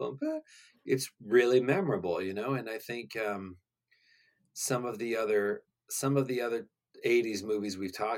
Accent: West Virginia, United States; we're from West Virginia

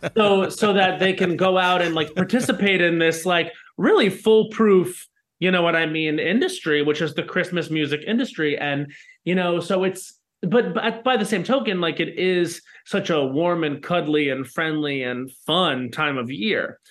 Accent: Long Island, New York, United States; I grew up on Long Island

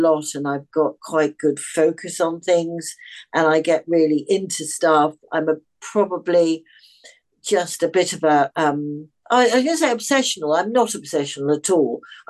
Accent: Australia; born there; also born or lived in England / Africa / Europe; I was born in Australia and I've travelled a lot.

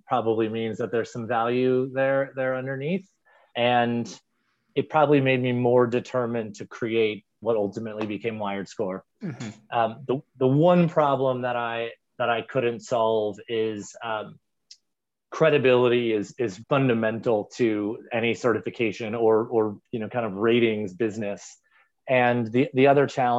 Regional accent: Southern California, United States; I grew up in Southern California, and that was a big part of my upbringing

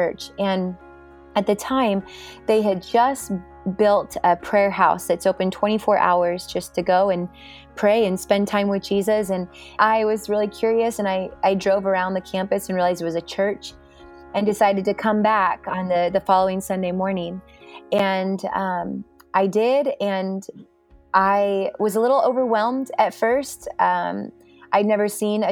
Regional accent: Klamath Falls, Oregon, United States; moved away as an adult; also born or lived in Albany, Oregon; now in Redding, United States; I lived there in Klamath Falls with him and my mom until I graduated at 18

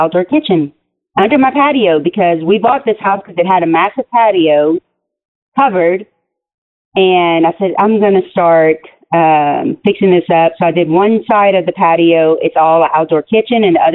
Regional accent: Lafayette, Louisiana, United States; moved away as an adult; also born or lived in Eunice, Louisiana; now in Houston, United States; I'm actually from Eunice, Louisiana, but not a lot of people know where Eunice is. So, but we grew up in Lafayette, so I just say Lafayette

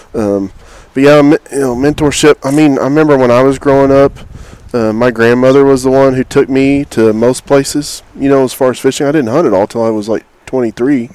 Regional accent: Oklahoma, United States; moved away as an adult; also born or lived in Texas; now in Houston, United States; I'm from Oklahoma. It will always be my home

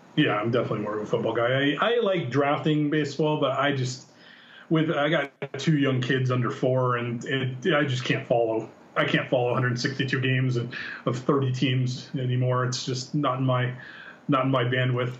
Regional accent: San Diego, California, United States; I'm from San Diego

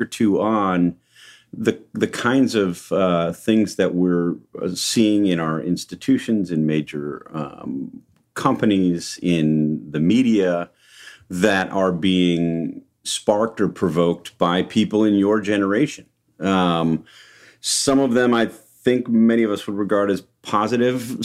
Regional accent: Wauwatosa, Wisconsin, United States; being from Wauwatosa, Wisconsin.

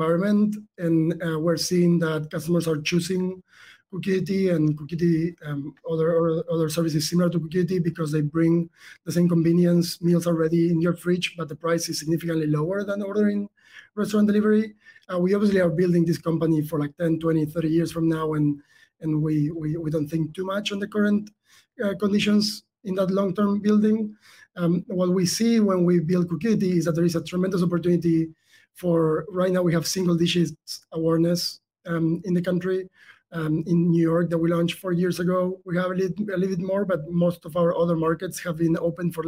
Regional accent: Argentina; moved away; the accent might tell a cue there. Like, I was born in South America. I'm from Argentina originally

